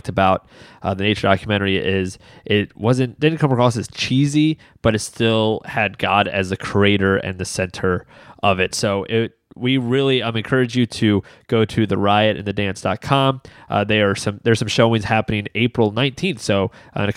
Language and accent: English; Baltimore, Maryland, United States; We're from Baltimore, so we're crabs